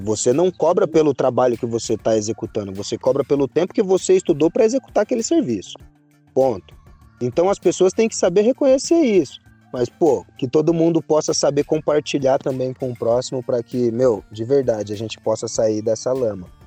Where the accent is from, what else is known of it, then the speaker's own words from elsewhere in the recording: Mogi das Cruzes, São Paulo, Brazil; eu sou de Mogi das Cruzes